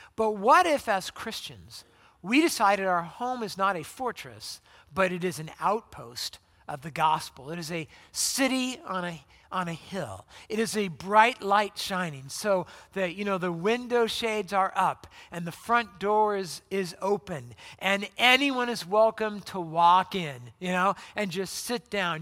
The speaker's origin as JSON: {"language": "English", "region": "Southern California", "country": "United States", "moved": "yes", "said": "I'm from Southern California"}